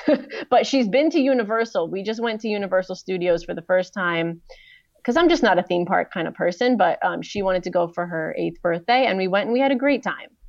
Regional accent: East Coast of the US, United States; I grew up on the East Coast of the U S

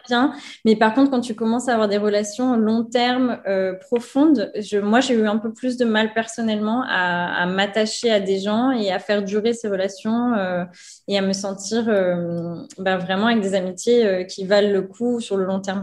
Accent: France; moved away as an adult; also born or lived in New York, United States / Louisville, United States; now in Mazatlán, Mexico; Quand je suis rentrée une première fois de New York, là, je me sentais, je me sentais plus française

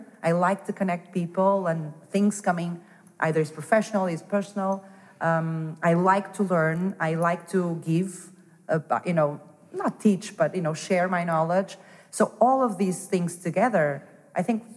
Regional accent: Porto, Norte, Portugal; moved away as an adult; also born or lived in Denmark / Lisbon / Madrid; I was born in Porto and raised in Porto

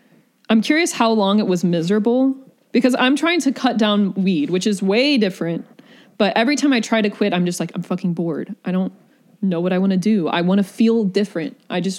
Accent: the South, United States; I think that has to do with growing up in the South, in the sunshine, where there's wide open spaces and nature.

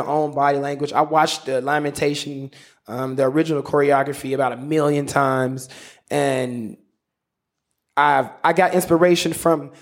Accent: Memphis, Tennessee, United States; moved away as an adult; also born or lived in Los Angeles; growing up in Memphis, when I was around 16 years old

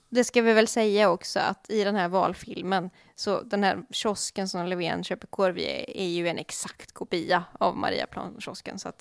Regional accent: Gothenburg, Västra Götaland, Sweden; som göteborgare

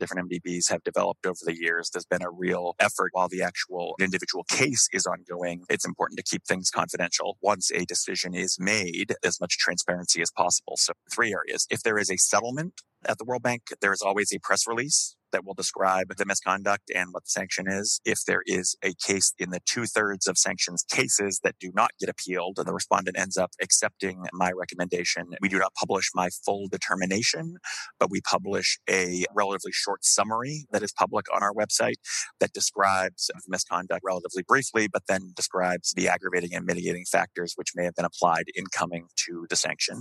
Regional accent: United States; as an American lawyer

